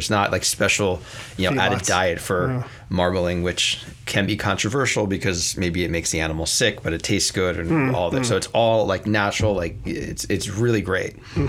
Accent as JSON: {"language": "English", "town": "Narberth", "region": "Pennsylvania", "country": "United States", "tie": "born or raised there", "also_born_or_lived": "Manhattan, New York", "moved": "as an adult", "lives_now": "Sonoma Valley, United States", "said": "I grew up in a town called Narberth, Pennsylvania."}